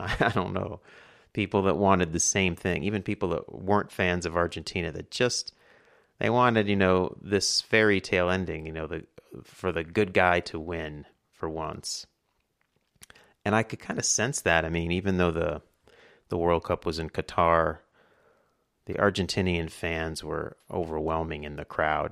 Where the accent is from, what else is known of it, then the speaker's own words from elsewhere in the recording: New York, United States; I'm from New York